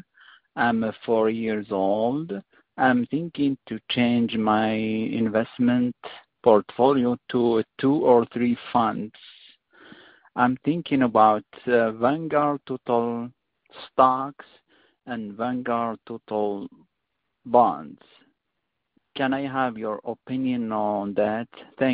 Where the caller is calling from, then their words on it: Kansas, United States; I'm calling from Kansas.